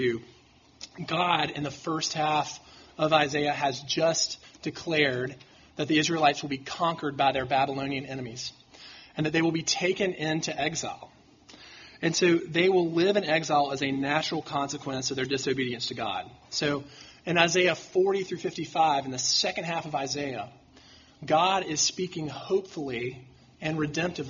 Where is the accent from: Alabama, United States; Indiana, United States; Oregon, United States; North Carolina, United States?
Alabama, United States; Mountain Brook; I grew up in Mountain Brook